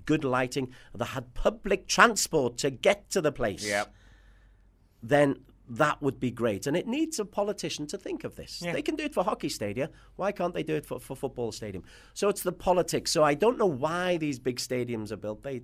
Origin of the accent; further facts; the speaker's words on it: Liverpool, North West England, United Kingdom; moved away as an adult; also born or lived in Singapore; now in Kuala Lumpur, Malaysia; I'm from Liverpool. And Liverpool is a city